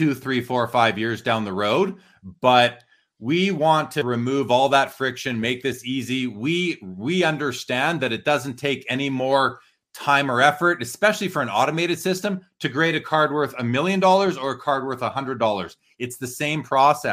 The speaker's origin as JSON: {"language": "English", "town": "Winnipeg", "region": "Manitoba", "country": "Canada", "moved": "yes", "lives_now": "Calgary, Canada", "said": "I'm from Winnipeg originally"}